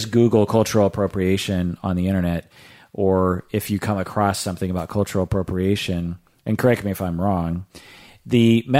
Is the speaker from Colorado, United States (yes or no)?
no; Seattle, Washington, United States; when I tell them I'm from Seattle